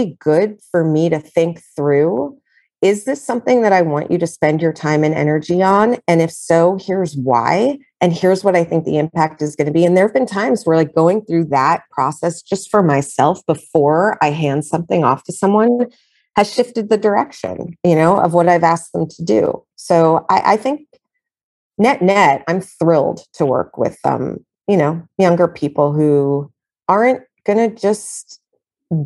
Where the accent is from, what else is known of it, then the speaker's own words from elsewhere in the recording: New York City, New York, United States; I'm a New Yorker